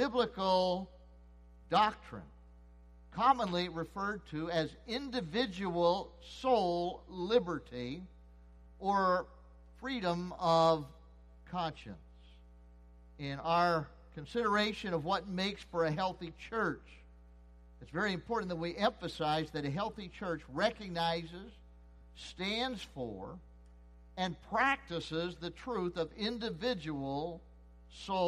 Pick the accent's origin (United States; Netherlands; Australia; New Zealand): United States; I was born and raised and live in the United States of America